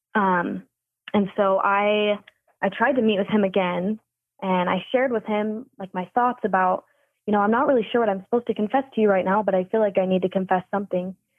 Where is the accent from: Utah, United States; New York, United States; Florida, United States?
Utah, United States; northern; growing up in Utah, especially northern Utah